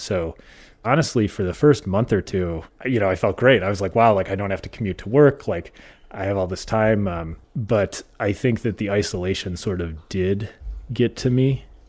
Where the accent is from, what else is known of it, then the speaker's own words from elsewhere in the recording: South Dakota, United States; also born or lived in Minnesota; I grew up in kind of all over the Midwest, but mostly rural South Dakota and rural Minnesota.